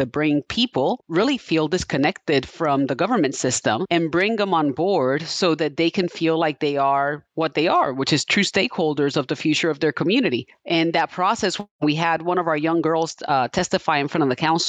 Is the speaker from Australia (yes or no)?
no; Puerto Rico; also born or lived in New York / Bayamón / Guaynabo; now in Topeka, United States; I was born in New York, raised in Puerto Rico. I ended up in Kansas back in the year 2000.